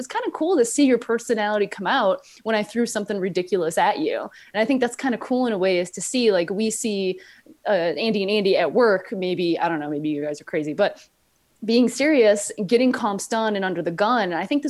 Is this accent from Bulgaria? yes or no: no; Spain; I'm from Spain.